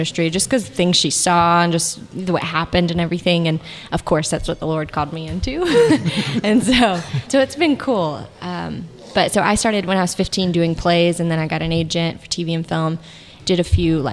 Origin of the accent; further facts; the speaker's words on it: South Georgia, United States; also born or lived in Douglasville, Georgia / Kennesaw, Georgia / California; now in Hogansville, United States; I grew up in South Georgia. My dad's a pastor